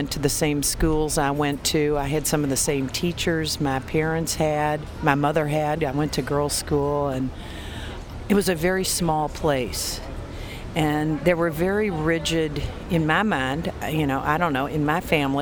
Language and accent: English; Kentucky, United States; growing up in Kentucky and in the family that I grew up